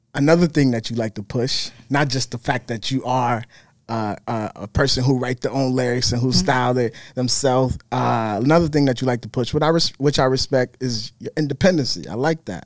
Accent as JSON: {"language": "English", "region": "Minnesota", "country": "United States", "said": "I'm from Minnesota, so I'm not from New York"}